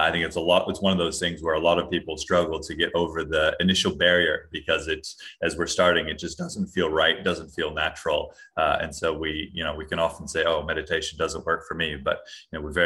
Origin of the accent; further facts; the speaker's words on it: Hawaii, United States; I'm originally from Hawaii, grew up there